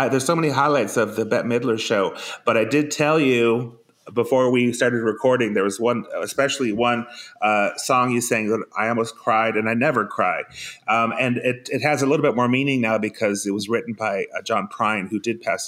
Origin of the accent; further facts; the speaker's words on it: Forest Lake, Minnesota, United States; moved away as an adult; also born or lived in Iceland / San Diego / San Francisco; My dad wanted me to stay in this little podunk town in Minnesota called Forest Lake